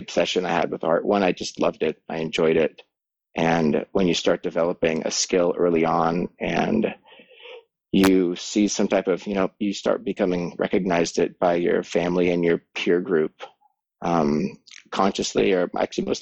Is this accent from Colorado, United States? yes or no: yes; between Boulder and Estes Park, Colorado, United States; moved away as an adult; this is actually the land and the property that I grew up on. And I was here for about 18 years before I left for art school.